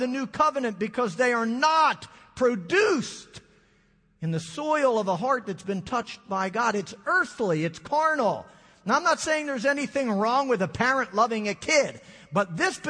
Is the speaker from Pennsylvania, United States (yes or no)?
yes; Philadelphia, Pennsylvania, United States; I'm from the Philadelphia area